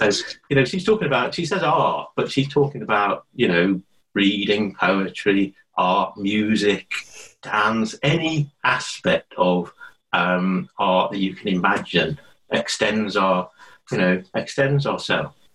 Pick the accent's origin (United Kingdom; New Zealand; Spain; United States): United Kingdom; Liverpool, North West England; moved away as an adult; also born or lived in London; I was born in Liverpool, which I, you know, always go on about and always rave about. You know, I went to the same school as Paul McCartney